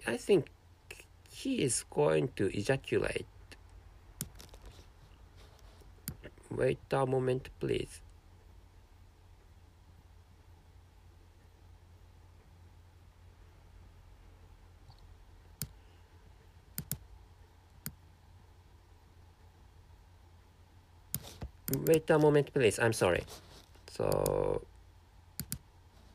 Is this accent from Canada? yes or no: no; Japan; first language Japanese; English is a second language; my mother tongue is Japanese, and so this is a non-native language, and I can't speak English natively